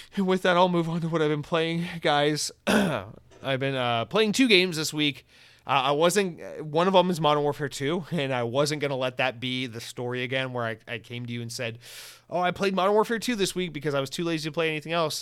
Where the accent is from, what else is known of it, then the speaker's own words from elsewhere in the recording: United States; as an American